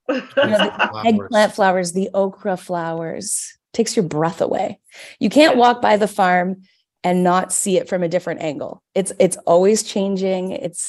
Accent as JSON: {"language": "English", "town": "Vancouver", "region": "British Columbia", "country": "Canada", "tie": "born or raised there", "moved": "yes", "lives_now": "Toronto, Canada", "said": "my local college where I grew up in Vancouver"}